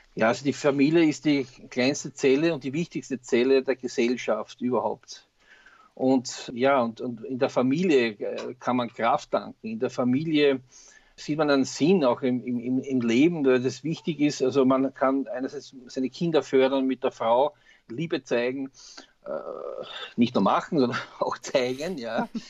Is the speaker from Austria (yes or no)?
yes; Austria; bei uns in Österreich